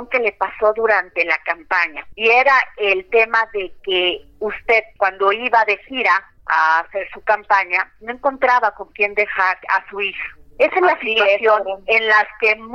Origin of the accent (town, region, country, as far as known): Baja California, Mexico